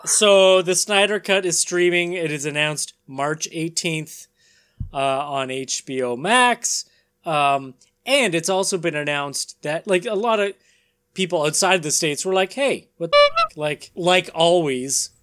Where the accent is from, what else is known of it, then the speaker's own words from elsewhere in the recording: Canada; we're Canadian and we can read French